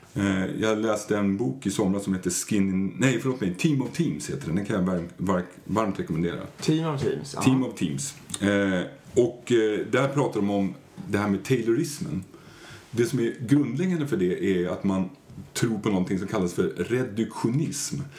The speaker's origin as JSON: {"language": "Swedish", "town": "Stockholm", "region": "Stockholm County", "country": "Sweden", "said": "Jag är från Stockholm"}